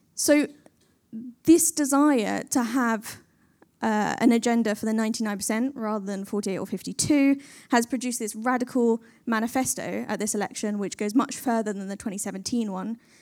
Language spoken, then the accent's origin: English; London, United Kingdom; I was born in Camden and I still live there